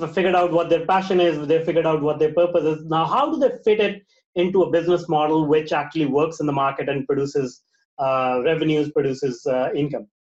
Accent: Vancouver, British Columbia, Canada; I am from Canada in Vancouver

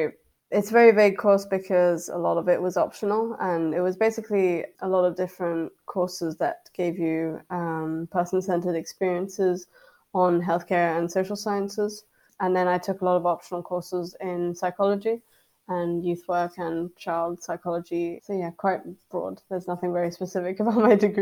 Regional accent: France; moved away as an adult; now in Edinburgh, United Kingdom; I'm from France, and in France the degrees are very field orientated.

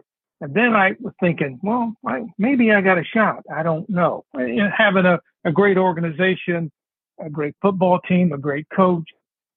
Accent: West Virginia, United States; moved away; I grew up in West, by God, Virginia. I'm a West Virginia guy.

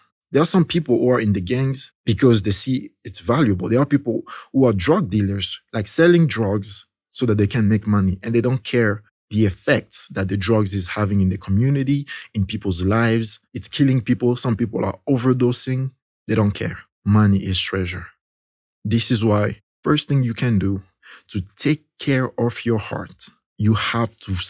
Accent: DR Congo; See, in my country, there's this, in the country where I came from Congo in Central Africa

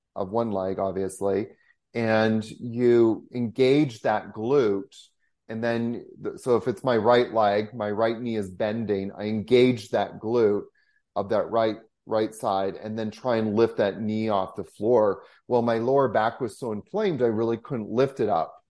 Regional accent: Canada; being a Canadian

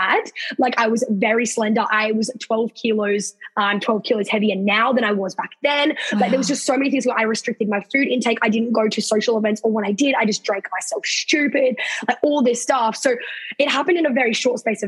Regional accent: Sydney, New South Wales, Australia; moved away as an adult; now in Queensland, Australia; I'm actually not officially from Queensland. I'm from Sydney

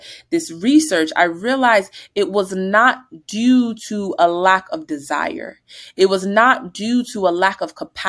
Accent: New Jersey, United States; moved away as an adult; also born or lived in Virginia; we're from New Jersey

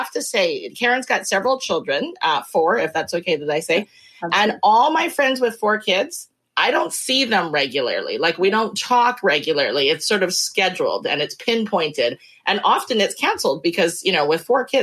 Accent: Abbotsford, British Columbia, Canada; now in Mission, Canada; I'm from the Fraser Valley. Yeah, I grew up okay. in Abbotsford, which is just the other side of the bridge here.

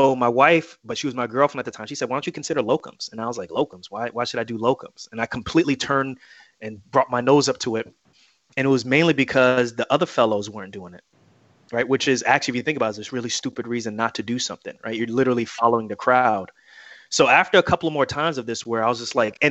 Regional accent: New Jersey, United States; I'm from Jersey

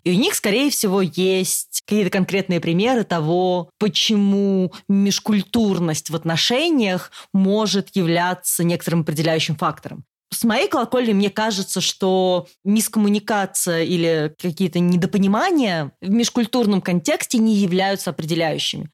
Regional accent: Russia; moved away as an adult; now in Germany; Я не была взрослой в России. То есть я уехала из России сразу после университета

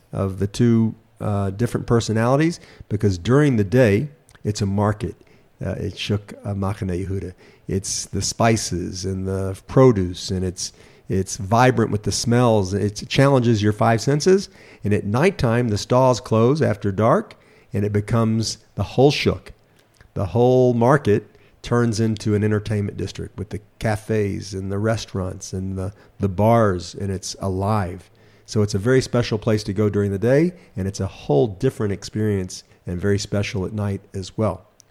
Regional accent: United States; moved away as an adult; also born or lived in Memphis, Tennessee; now in Israel; born in America, growing up in America

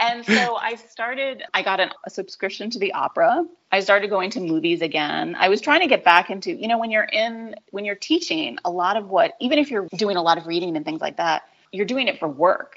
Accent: New England, United States; I grew up in New England

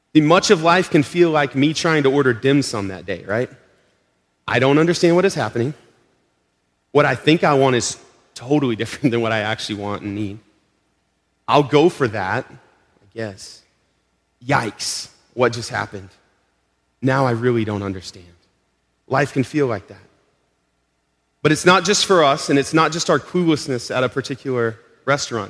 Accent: Arkansas, United States; now in Melrose, United States; we're from Arkansas. we just visited family in Arkansas two months ago

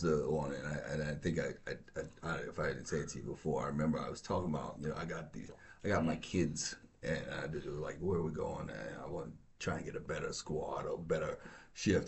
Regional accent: New York, United States; I grew up in New York, but I, uh, my family's from North Carolina and my father's from Georgia

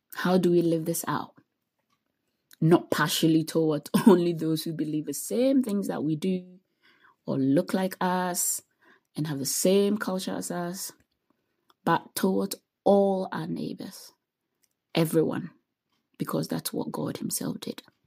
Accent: Ghana; moved away as an adult; also born or lived in United States; I was born and raised in Ghana

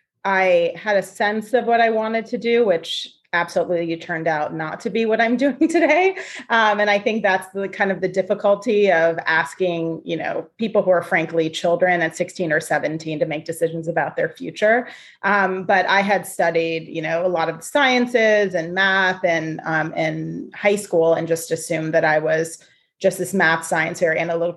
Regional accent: Ohio, United States; moved away as an adult; also born or lived in Boston; I grew up in Ohio, but I was, you know, really, really focused on getting out of Ohio. Ohio is a lovely place to grow up. And I grew up in like a really beautiful town.

